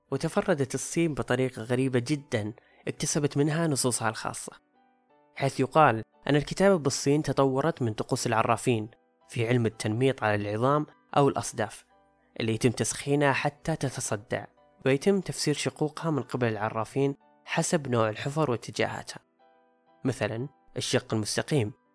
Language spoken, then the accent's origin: Arabic; Saudi Arabia; عندنا في السعودية